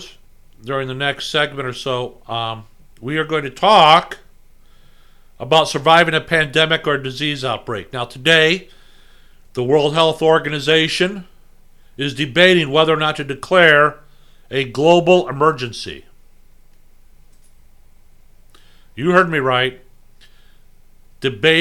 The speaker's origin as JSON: {"language": "English", "country": "United States", "tie": "born or raised there", "said": "I was born in America"}